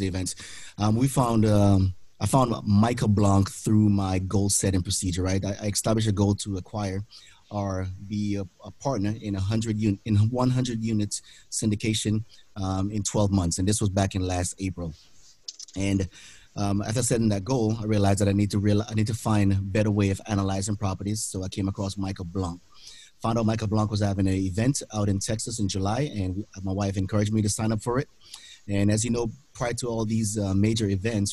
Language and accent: English; Jamaica; moved away as an adult; now in Pensacola, United States; born and raised in Jamaica, immigrated to the United States back in 1998